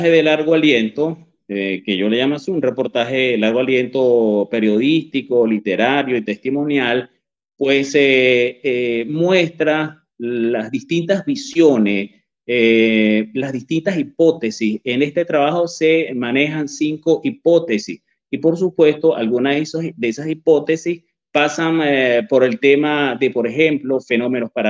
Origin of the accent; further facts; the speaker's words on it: Barquisimeto, Lara, Venezuela; yo soy de Barquisimeto, pero me fui a estudiar eh, periodismo en la Universidad del Zulia.